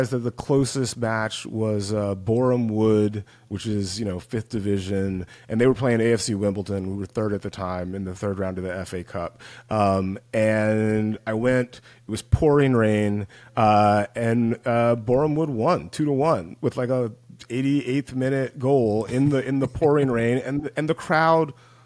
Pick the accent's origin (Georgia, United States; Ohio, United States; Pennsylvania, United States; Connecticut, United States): Georgia, United States; West Central; now in Los Angeles, United States; I grew up in West Central Georgia